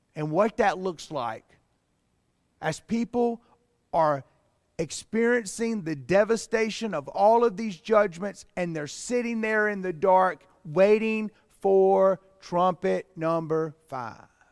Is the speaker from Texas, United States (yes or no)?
no; Pleasant Garden, North Carolina, United States; I grew up in Pleasant Garden.